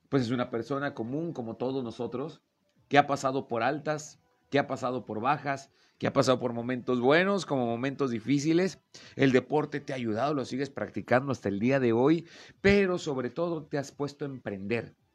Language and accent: Spanish; Torreón, Coahuila, Mexico; De aquí soy, de Torreón, Coahuila.